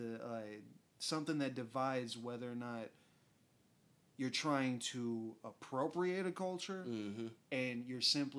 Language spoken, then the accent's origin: English; United Kingdom; I came from Britain. You know, yeah, exactly. I'm British, I guess.